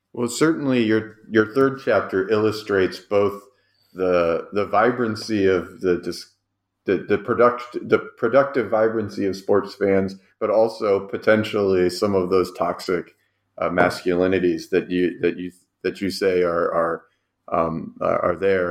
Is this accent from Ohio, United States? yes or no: yes; Cleveland, Ohio, United States; I'm also from Cleveland